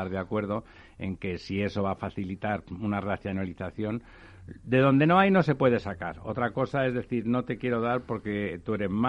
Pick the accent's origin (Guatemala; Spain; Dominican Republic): Spain; Catalonia; yo como soy catalán